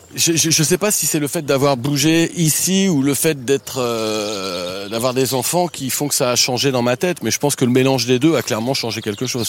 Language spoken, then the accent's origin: French; Eu, Normandy, France; also born or lived in Abbeville / Chinon / Paris; now in Étampes, France; j'ai grandi en Normandie, donc à eux